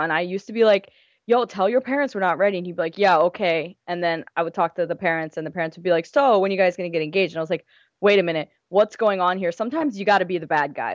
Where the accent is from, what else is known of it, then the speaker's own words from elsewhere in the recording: United States; I'm from India, my parents are from India. I was born here